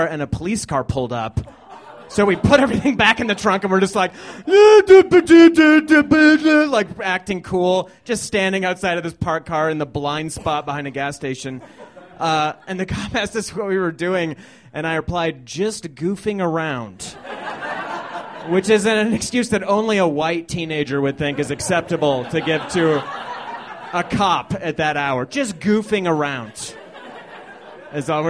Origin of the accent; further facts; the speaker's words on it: Littleton, Colorado, United States; I grew up right on the border of Littleton and Highlands Ranch